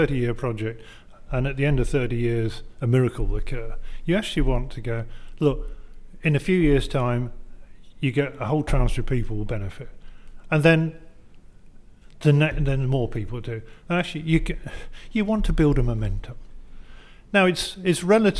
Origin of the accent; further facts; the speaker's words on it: Leeds, Yorkshire and the Humber, United Kingdom; as someone who grew up in Leeds